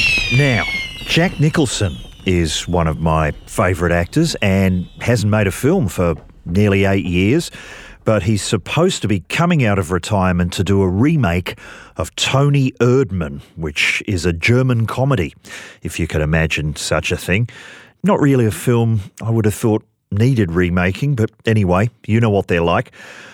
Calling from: Australia; I'm calling from Australia for the podcast...

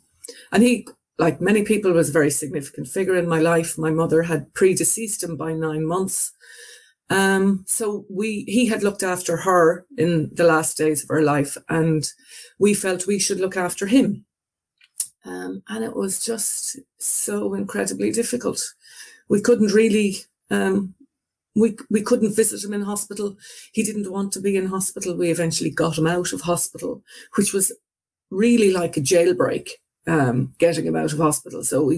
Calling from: Limerick, Munster, Ireland; Yeah, I'm calling from Limerick in Ireland. It's on the western half of Ireland

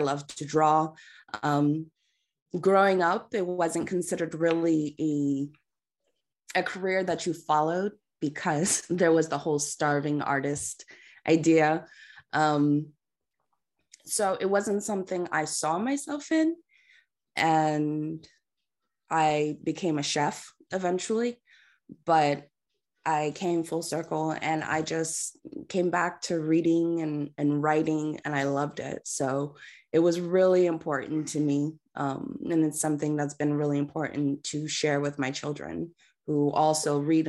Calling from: California, United States; I'm coming in from Southern California, so it's still early here, trying to get the coffee in.

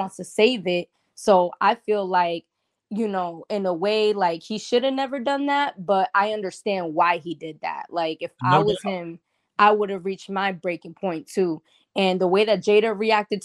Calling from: Florida, United States; I'm calling in from Florida

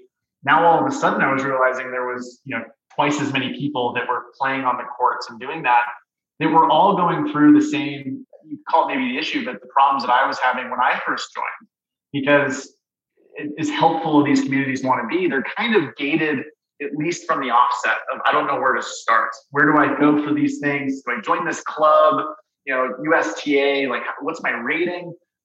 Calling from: Denver, Colorado, United States; Because in Colorado, I'm calling from Denver.

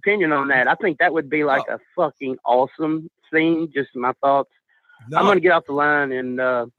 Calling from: Mississippi, United States; down in Mississippi.

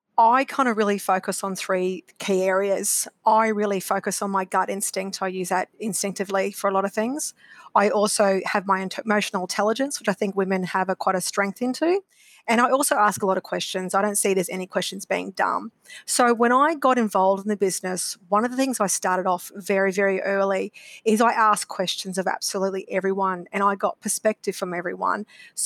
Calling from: Brisbane, Queensland, Australia; I am coming from Brisbane today.

